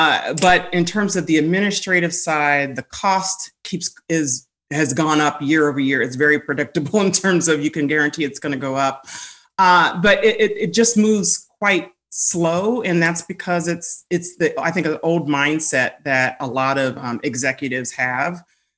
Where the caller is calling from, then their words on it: Washington, District of Columbia, United States; I am joining you from, I like to call it District 1, aka the nation's capital, on this fine, rainy, gloomy day.